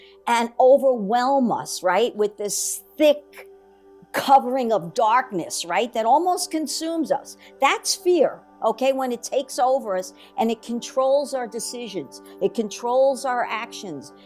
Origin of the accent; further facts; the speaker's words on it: New York, United States; I grew up in good old New York